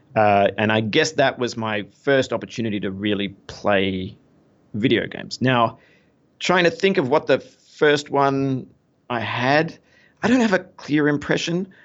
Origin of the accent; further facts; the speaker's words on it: Melbourne, Victoria, Australia; moved away as an adult; now in New York City, United States; I am Australian. I was, uh, bo-, born and raised in, uh, in Melbourne, Australia.